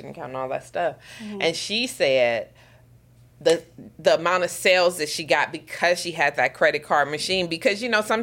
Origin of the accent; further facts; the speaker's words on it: United States; now in Bermuda; I grew up in the States.